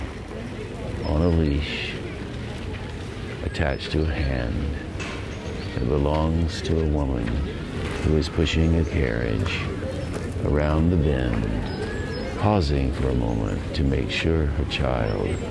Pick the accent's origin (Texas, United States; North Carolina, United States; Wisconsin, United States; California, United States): North Carolina, United States; Asheville; growing up on Brevard Road in Asheville, North Carolina